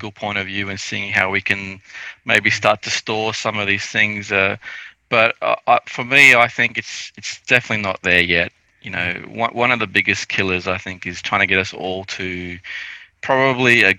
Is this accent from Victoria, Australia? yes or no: no; North Queensland, Australia; I grew up in North Queensland. We didn't have aircon